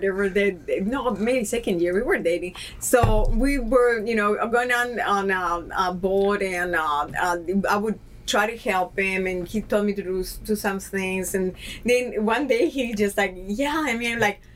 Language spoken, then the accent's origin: English; New Jersey, United States; also born or lived in Peru; now in Puerto Rico; I've been raised in New Jersey.